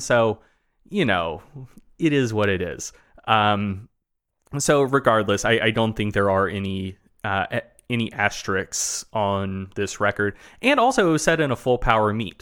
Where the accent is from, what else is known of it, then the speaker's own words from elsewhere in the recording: the South, Southern United States, United States; accent: Southern; being a Southerner